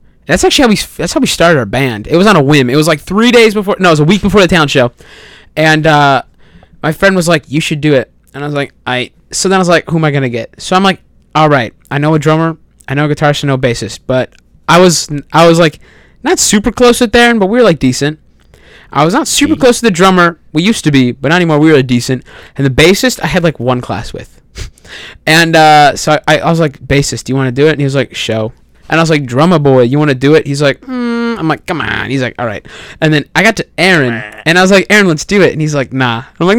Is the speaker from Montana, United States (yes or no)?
no; Chicago, Illinois, United States; I'm from Chicago. I live an hour away from Chicago.